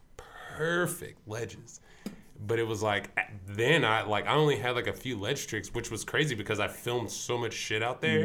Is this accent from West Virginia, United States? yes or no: no; Victorville, California, United States; also born or lived in Fontana, California; we're from Victorville